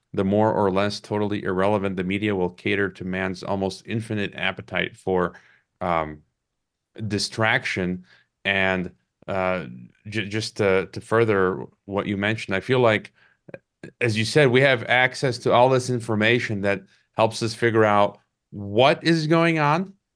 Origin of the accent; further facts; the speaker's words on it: Chicago, Illinois, United States; I was born in Chicago. So I'm from Chicago and, and largely grew up, uh, in and around Chicago